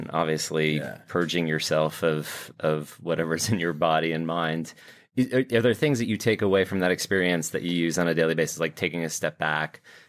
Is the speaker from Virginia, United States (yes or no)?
no; New York, United States; I grew up oddly being a Pittsburgh Steelers fan, even though I grew up in New York.